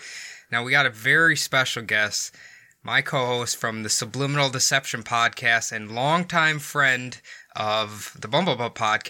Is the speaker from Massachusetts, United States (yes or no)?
no; Iowa, United States; Phil, so we're both from Iowa